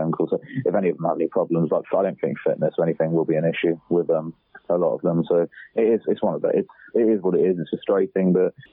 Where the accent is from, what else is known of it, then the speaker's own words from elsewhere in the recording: Taunton, South West England, United Kingdom; I'm from Taunton